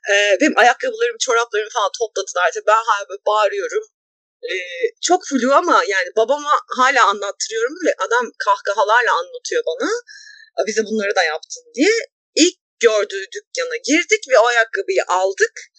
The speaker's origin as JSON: {"language": "Turkish", "region": "a small Anatolian city", "country": "Turkey", "tie": "born or raised there", "said": "bir de küçük bir Anadolu şehrinde büyüdüm ben."}